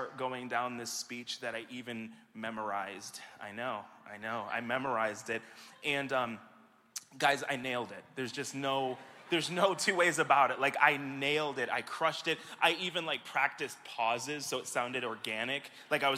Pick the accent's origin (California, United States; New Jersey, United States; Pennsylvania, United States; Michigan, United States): Michigan, United States; back here with you and in my hometown